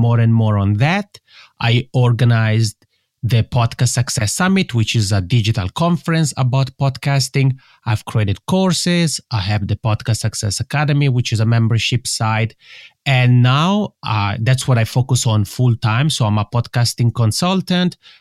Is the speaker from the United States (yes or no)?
no; Italian-speaking part of Switzerland, Italian-speaking Switzerland, Switzerland; first language Italian; English is a second language; English is not my mother tongue, and that's because I'm originally from the Italian-speaking part of Switzerland. And I had the luck, actually, of being born in Switzerland